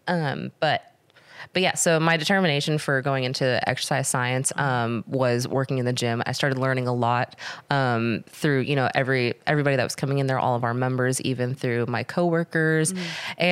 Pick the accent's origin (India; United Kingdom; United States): United States; Murfreesboro, Tennessee; I was born and raised in Murfreesboro